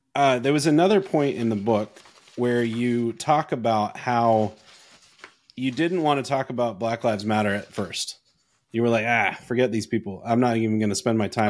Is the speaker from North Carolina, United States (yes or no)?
yes; North Carolina, United States; also born or lived in Canada; I grew up in North Carolina. I grew up in the middle of nowhere in North Carolina